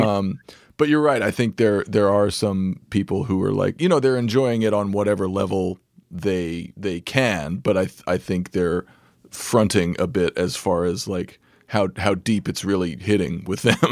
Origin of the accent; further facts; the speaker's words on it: Santa Fe, New Mexico, United States; moved away; I grew up in Santa Fe, New Mexico